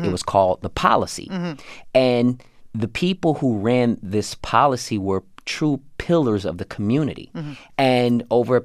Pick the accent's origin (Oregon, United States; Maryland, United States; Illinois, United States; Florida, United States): Illinois, United States; Chicago; I'm originally from Chicago